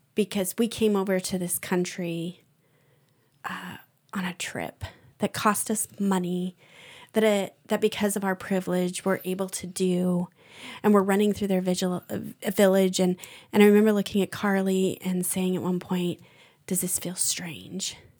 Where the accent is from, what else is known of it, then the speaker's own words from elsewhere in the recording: United States; being American